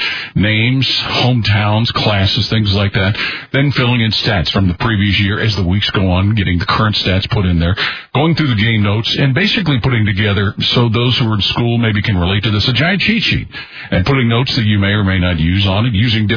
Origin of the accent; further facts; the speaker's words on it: Cincinnati, Ohio, United States; as a young person growing up in Cincinnati